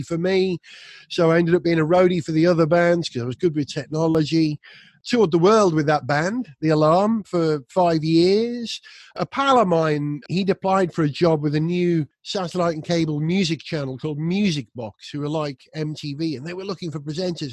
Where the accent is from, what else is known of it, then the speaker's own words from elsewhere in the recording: North Wales, United Kingdom; I was brought up in North Wales